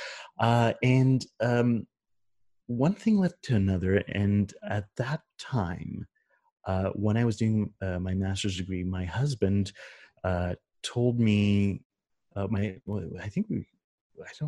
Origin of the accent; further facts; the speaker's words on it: Canada; as a Canadian kid